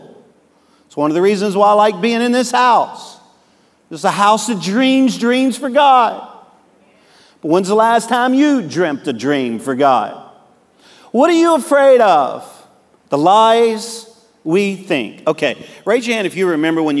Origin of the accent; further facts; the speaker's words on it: Cajun, Louisiana, United States; I'm a Cajun